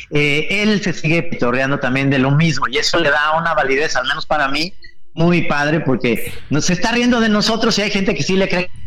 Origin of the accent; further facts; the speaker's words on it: Mexico; Yo creo que este país está, somos todos los mexicanos, somos clasistas, racistas, homófobos